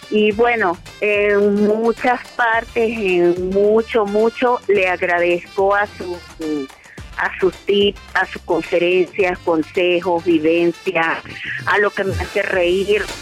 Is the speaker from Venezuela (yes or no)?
yes; Venezuela; moved away as an adult; cuando nos vinimos de México, de Venezuela, estuvimos dos años separados porque yo me vine primero y mi hijo y él quedaron en Venezuela